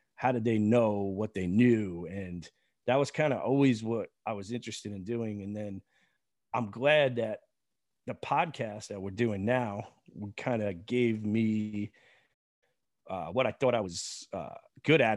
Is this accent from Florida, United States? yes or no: no; Long Island, New York, United States; where I grew up on Long Island